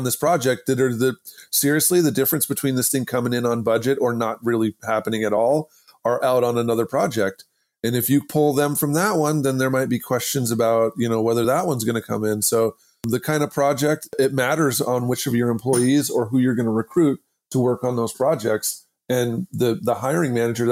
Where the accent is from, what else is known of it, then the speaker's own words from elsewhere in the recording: Idaho, United States; I'm from Idaho